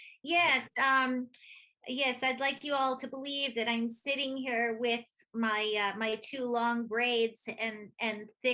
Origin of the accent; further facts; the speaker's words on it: Brooklyn, New York, United States; born there; I was born in Brooklyn, but for the first 5 years, I was on the road with my parents.